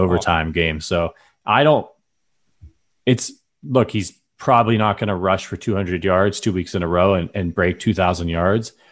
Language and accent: English; Northeast Ohio, United States; I grew up in Northeast Ohio